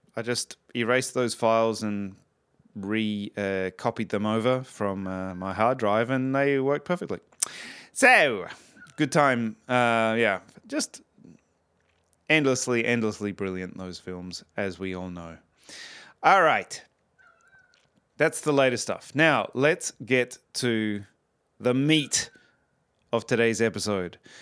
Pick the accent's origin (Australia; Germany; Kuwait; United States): Australia; moved away; obviously being Australian